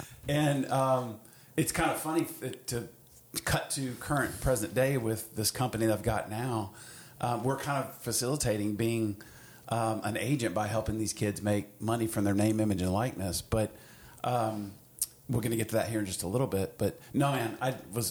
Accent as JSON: {"language": "English", "town": "Athens", "region": "Georgia", "country": "United States", "tie": "born or raised there", "said": "growing up in Athens"}